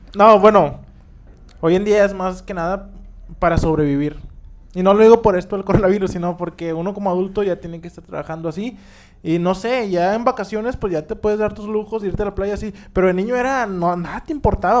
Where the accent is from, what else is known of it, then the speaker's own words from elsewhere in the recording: Monterrey, Nuevo León, Mexico; somos de Monterrey, somos regios. Si nos ven fuera de, esta ciudad, entiendan nuestro dialecto